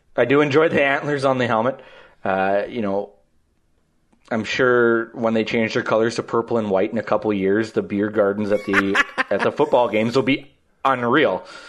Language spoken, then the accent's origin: English; Lloydminster, Canada; growing up in Lloyd